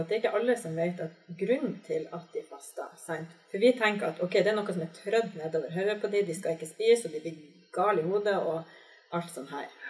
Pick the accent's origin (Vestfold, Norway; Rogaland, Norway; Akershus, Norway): Vestfold, Norway; Larvik; also born or lived in Bodø, Norway; jeg har vokst opp eh, delvis i Bodø, men også vokst opp delvis i Larvik. Og da flytta vi inn i et nabolag som vi etterpå fikk høre at det ble kalt for gettoen.